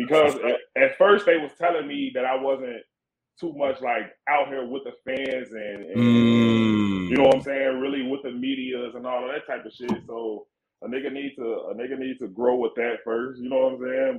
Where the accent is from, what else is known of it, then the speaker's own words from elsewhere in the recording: Chicago, Illinois, United States; I'm from Chicago, nigga. I grew up right across the street from the United Center